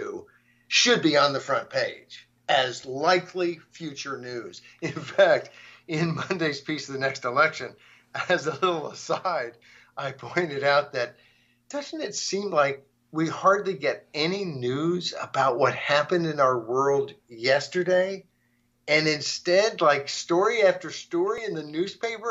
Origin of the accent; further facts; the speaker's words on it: Arkansas, United States; moved away; I grew up in Arkansas.